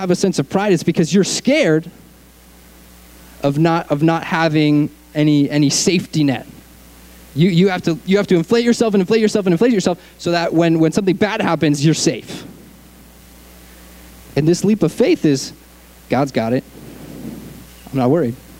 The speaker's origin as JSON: {"language": "English", "region": "Connecticut", "country": "United States", "tie": "born or raised there", "also_born_or_lived": "Arkansas", "moved": "as an adult", "lives_now": "Southern California, United States", "said": "I grew up in Connecticut, on the East Coast, like next to New York City."}